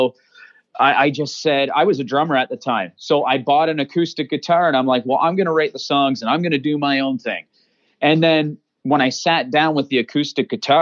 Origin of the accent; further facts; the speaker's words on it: Chatham, Ontario, Canada; I'm from Chatham